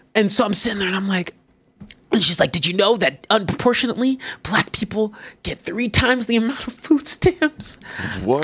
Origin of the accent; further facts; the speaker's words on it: Texas, United States; I'm born and raised Texas